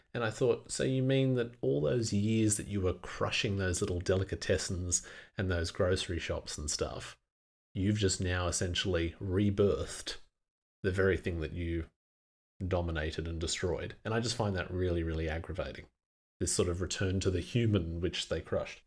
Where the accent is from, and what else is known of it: Australia